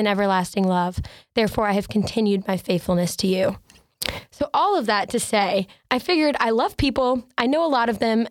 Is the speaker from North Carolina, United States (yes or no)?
yes; Asheville, North Carolina, United States; I'm from Asheville, North Carolina